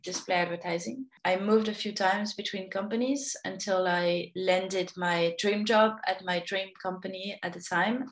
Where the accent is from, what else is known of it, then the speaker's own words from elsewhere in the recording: Paris, Île-de-France, France; moved away as an adult; also born or lived in Sydney; now in Australia; I've been living in Australia for 10 years, but I grew up in Paris